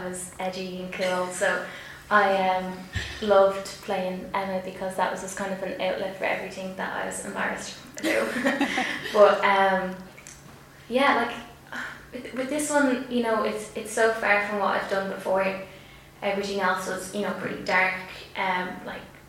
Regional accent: Tallaght, Leinster, Ireland; accent: working class Dublin (Tallaght)

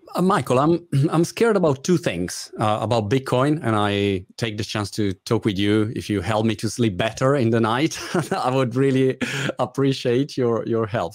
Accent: Italy; English is a second language; now in United Kingdom; as you guess by my British accent, I'm Italian.

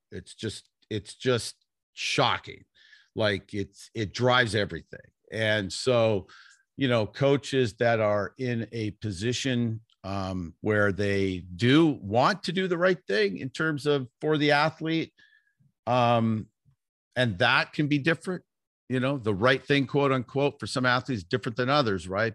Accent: Vancouver, British Columbia, Canada; also born or lived in Toronto; I grew up in Vancouver, British Columbia

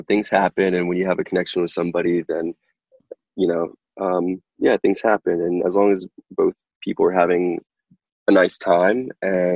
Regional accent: North Carolina, United States; I grew up in North Carolina

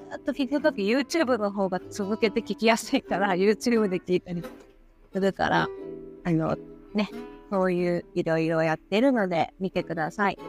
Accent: Fukuoka, Japan; moved away; 私は福岡出身

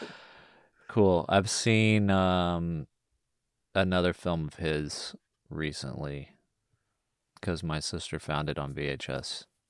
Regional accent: United States; us as American white

